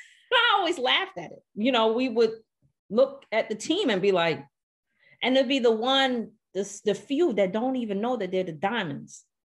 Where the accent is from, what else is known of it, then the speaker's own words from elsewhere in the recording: New York City, New York, United States; moved away; I grew up in Brooklyn, New York